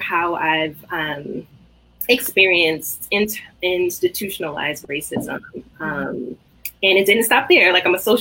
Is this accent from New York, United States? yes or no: yes; New York City, New York, United States; I grew up in Brooklyn, like born and raised Brooklynite